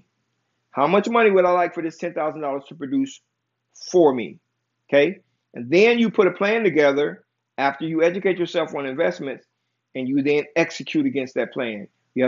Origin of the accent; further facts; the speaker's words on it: United States; I am from America. I was born and raised in America